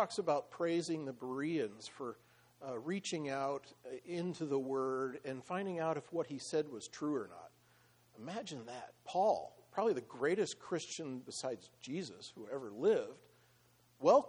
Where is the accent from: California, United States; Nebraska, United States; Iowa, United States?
Iowa, United States; moved away; I grew up in the Midwest, in Iowa